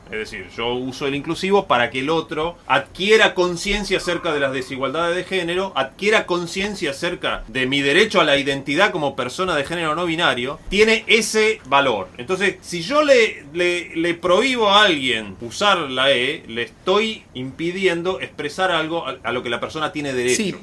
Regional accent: Río Negro, Argentina; Yo soy de Río Negro, la provincia de Río Negro. En Río Negro cantábamos el himno de Río Negro

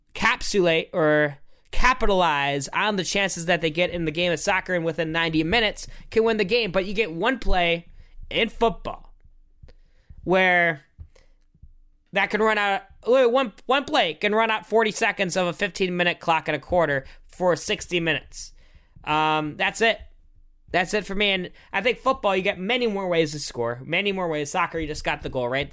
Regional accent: United States; as an American

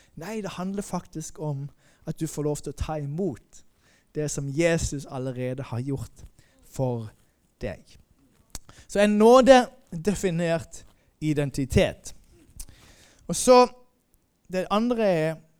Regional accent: Moi, Agder, Norway; also born or lived in Denmark / Sweden; now in Malmö, Sweden; jeg kommer opprinnelig fra Moi

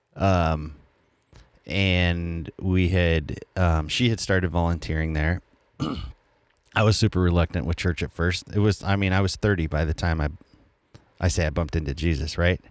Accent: Colorado, United States; I'm from Colorado

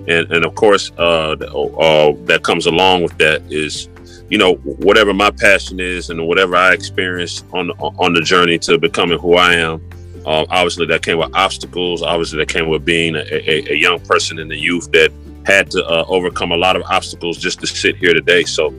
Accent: Decatur, Georgia, United States; also born or lived in Atlanta; And I lived a lot of places. So Atlanta is home, Decatur, more specifically.

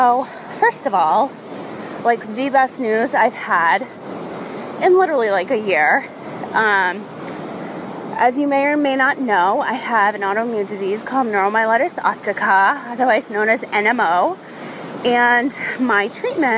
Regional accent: Rhode Island, United States; I grew up on the ocean. I'm from Rhode Island

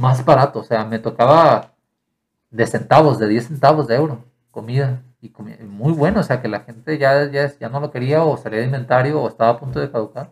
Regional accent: Mexico; also born or lived in Ireland; Si yo iba como mexicano

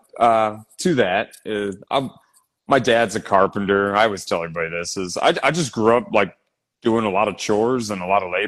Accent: Northern Virginia, United States; now in San Diego, United States; they call it the DMV area. So D.C., Maryland, Virginia. So I grew up in Virginia, Northern Virginia

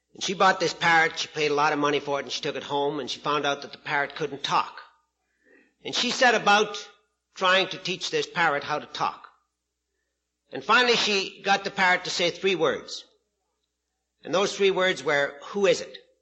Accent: Prince Albert, Saskatchewan, Canada; I'm from Prince Albert, Saskatchewan, Canada

